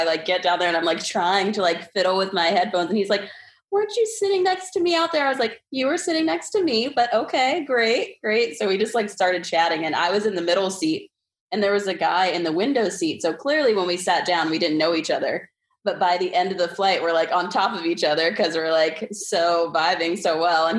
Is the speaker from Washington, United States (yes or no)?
no; Staten Island, New York, United States; also born or lived in Philadelphia; I'm originally from Staten Island, New York, but my dad was in the military. So I moved around a bit. I went to school in Philly.